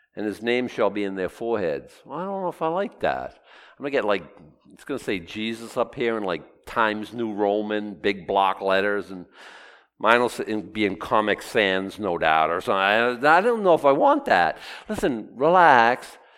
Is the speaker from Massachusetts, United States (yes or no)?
yes; Boston, Massachusetts, United States; the eight year old boy growing up in Boston